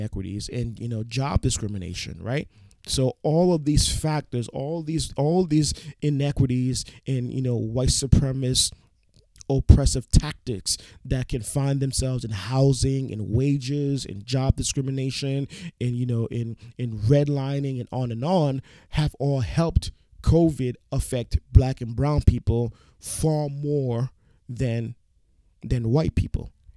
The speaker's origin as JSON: {"language": "English", "region": "New York", "country": "United States", "said": "I'm a New Yorker."}